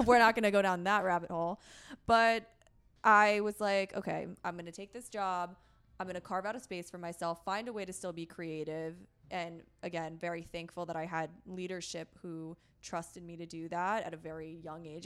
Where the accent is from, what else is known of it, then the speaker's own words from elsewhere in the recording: Connecticut, United States; moved away as an adult; also born or lived in upstate New York / New York City; now in San Diego, United States; I grew up in Connecticut, kind of along the shoreline in a very white, very conservative area